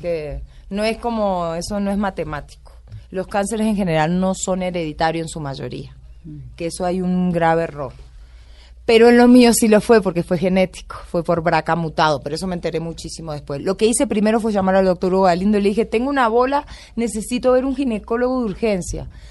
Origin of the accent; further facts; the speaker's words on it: Concordia, Entre Ríos, Argentina; also born or lived in Buenos Aires; now in Bogotá, Colombia; Mucha honra soy de pueblo. Y mm, en el libro cuento mucho de Concordia, de cómo me crié, de, de dónde nací